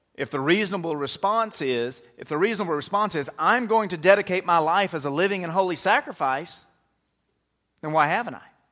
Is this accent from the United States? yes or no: yes; United States; as Americans